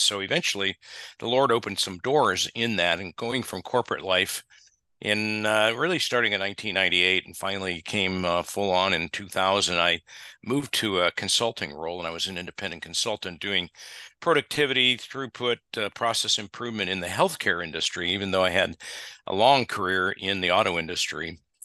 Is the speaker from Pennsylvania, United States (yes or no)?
no; Ohio, United States; moved away as an adult; now in Texas, United States; I grew up in the Midwest, as my wife did. We grew up in Ohio and Michigan, respectively